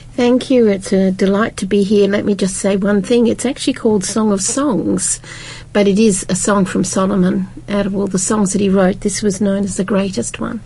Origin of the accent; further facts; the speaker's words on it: United Kingdom; I'm from Britain